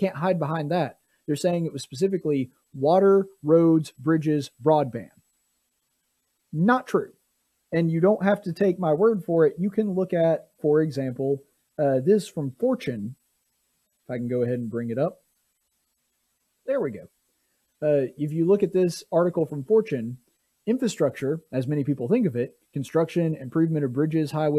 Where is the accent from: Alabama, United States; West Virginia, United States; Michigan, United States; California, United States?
Alabama, United States; Marbury; Alabama more than most places, my home state